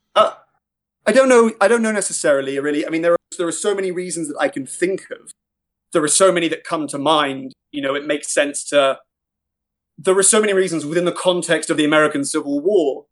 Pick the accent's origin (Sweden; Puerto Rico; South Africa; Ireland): Ireland; as an Irishman, as a, as a, someone with an act, with, you know, doing, changing up my accent